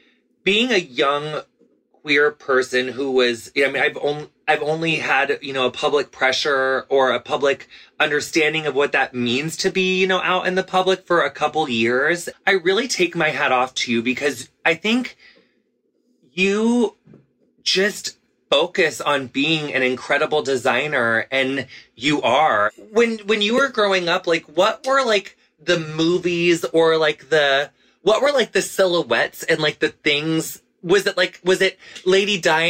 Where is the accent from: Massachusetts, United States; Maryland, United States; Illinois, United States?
Illinois, United States; moved away; I grew up in a small town in Illinois